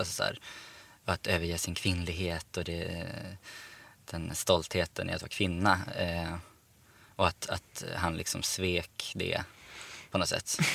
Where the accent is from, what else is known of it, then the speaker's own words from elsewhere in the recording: Umeå, Västerbotten County, Sweden; now in Stockholm, Sweden; Sen har jag, flyttade jag till Stockholm också. Jag är från Umeå egentligen